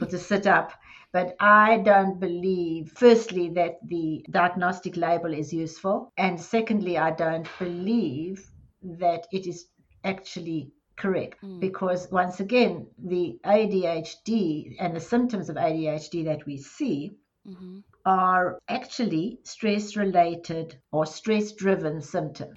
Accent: Johannesburg, Gauteng, South Africa; moved away as an adult; now in Dallas, United States; I was born in South Africa in Johannesburg, and I spent the largest part of my life there. And then I've been in the US in Dallas for 22 years

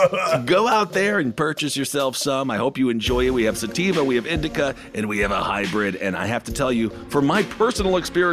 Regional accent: Wisconsin, United States; My, that's my home state.

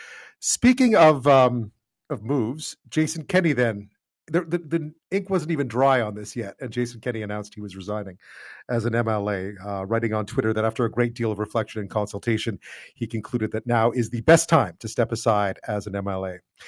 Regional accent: Quebec, Canada; now in Alberta, Canada; I grew up in Quebec.

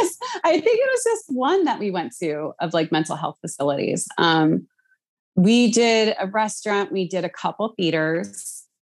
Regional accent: Philadelphia, Pennsylvania, United States; I'm from Philly

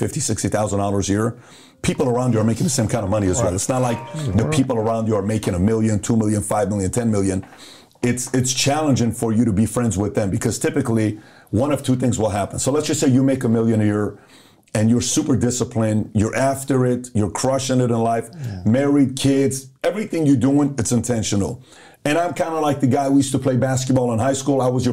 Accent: Iran; also born or lived in Los Angeles, California; now in United States; So I grew up in Iran.

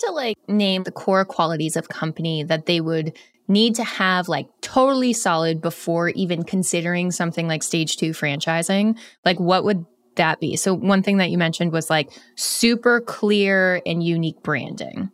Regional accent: Vermont, United States; I grew up in Vermont

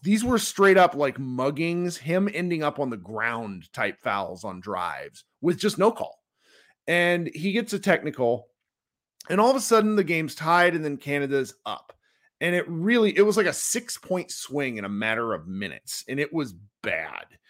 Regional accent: United States; we as American basketball fans

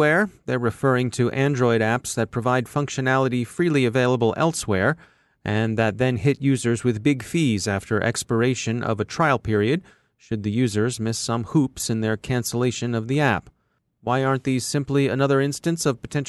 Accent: near Fort Meade, Maryland, United States; When I was a kid growing up near Fort Meade

